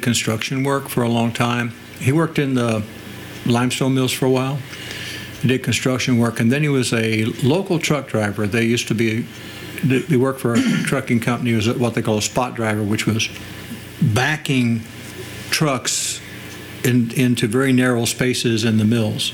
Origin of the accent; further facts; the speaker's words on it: between Bedford, Indiana and Bloomington, United States; For most of my growing up period, I was down between Bedford, Indiana and Bloomington, Indiana. Out the country